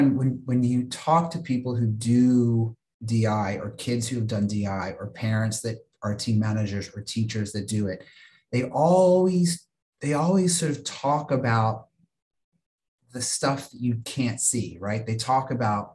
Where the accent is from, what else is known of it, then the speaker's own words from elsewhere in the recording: Virginia, United States; where I grew up in Virginia